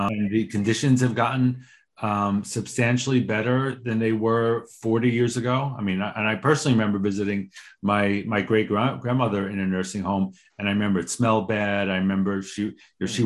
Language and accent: English; New York, United States; a New Yorker